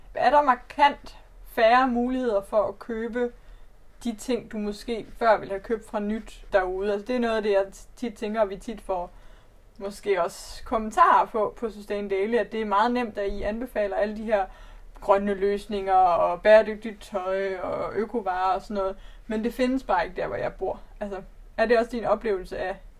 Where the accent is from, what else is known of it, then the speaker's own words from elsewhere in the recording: Arden, North Denmark Region, Denmark; now in Copenhagen, Denmark; jeg er vokset op i Arden, en øh, lille by med 2.500 indbyggere